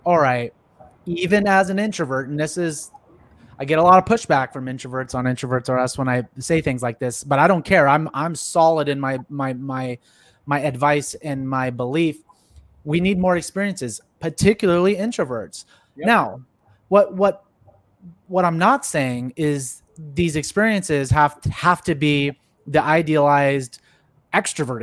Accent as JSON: {"language": "English", "town": "San Jose", "region": "California", "country": "United States", "moved": "as an adult", "lives_now": "Texas, United States", "said": "I'm from the Bay Area, San Jose, Silicon Valley"}